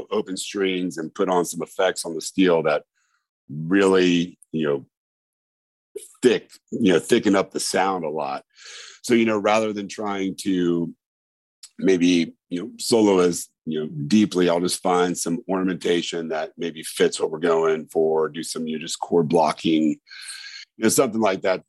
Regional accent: Indiana, United States; moved away as an adult; I'm originally from Indiana, moved down here in 2000.

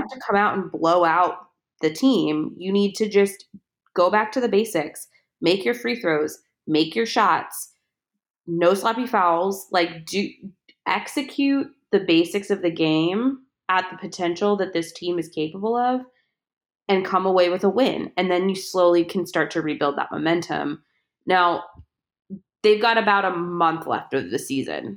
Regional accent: Chicago, Illinois, United States; I was born and raised right behind Wrigley Field.

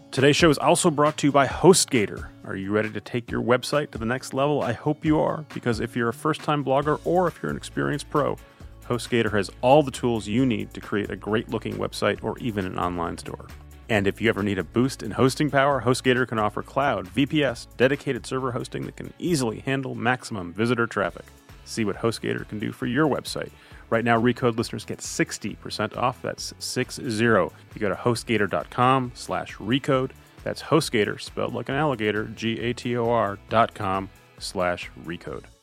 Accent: Midwest, United States; growing up in the Midwest

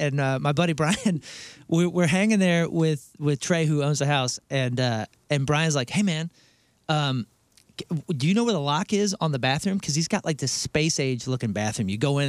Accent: St. Louis, Missouri, United States; we're from St. Louis.

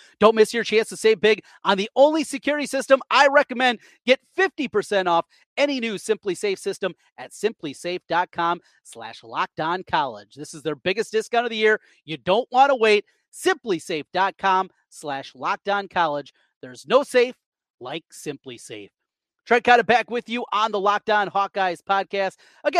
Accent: Osage, United States; A lot of people that I grew up with in Osage

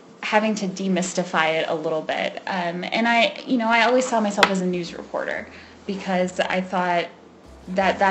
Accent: North Carolina, United States; first language English; moved away as an adult; also born or lived in Georgia; now in Colorado, United States; I grew up in North Carolina, lived there my whole life until I moved to Colorado. I lived in Georgia for a couple of years, but that doesn't count

